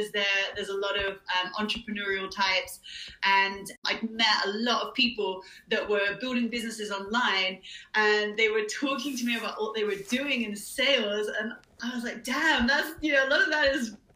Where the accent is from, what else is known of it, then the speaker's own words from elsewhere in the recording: Bristol, South West England, United Kingdom; moved away as an adult; also born or lived in Gold Coast, Australia; I am from Bristol in the UK. I've spent the last 7 years on the Gold Coast of Australia